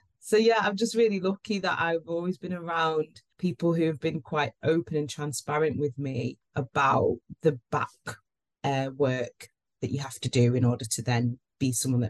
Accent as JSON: {"language": "English", "town": "Manchester", "region": "North West England", "country": "United Kingdom", "tie": "born or raised there", "said": "Yeah, I'm cool. Proper Manc."}